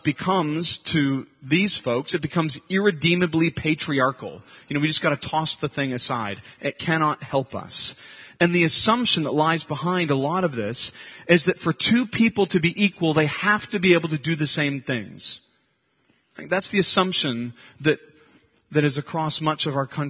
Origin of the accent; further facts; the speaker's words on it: Santa Cruz, California, United States; I grew up in Santa Cruz